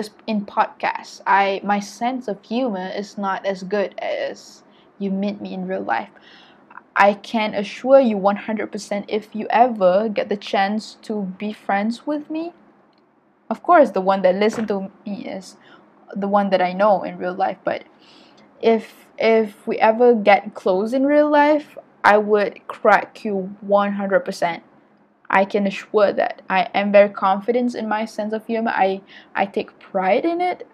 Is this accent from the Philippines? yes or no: no; Malaysia; I'm an Asian, and I'm Malaysian